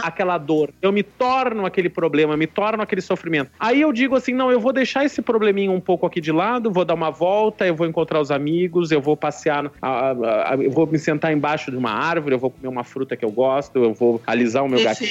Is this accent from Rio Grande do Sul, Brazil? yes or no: yes; Rio Grande, Rio Grande do Sul, Brazil; now in Recife, Brazil; Eu me lembro da minha cidade, eu sou de Rio Grande, Rio Grande do Sul Sul. É tão longe que o vento acho que faz a curva por lá. E aí o carnaval era um. Tinha um carnaval de rua quando eu era pequeno.